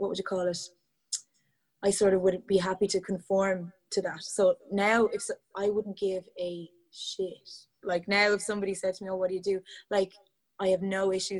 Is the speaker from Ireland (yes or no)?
yes; Portlaoise, Leinster, Ireland; I'm from Portlaoise, and there were no dance classes back then, really, in Portlaoise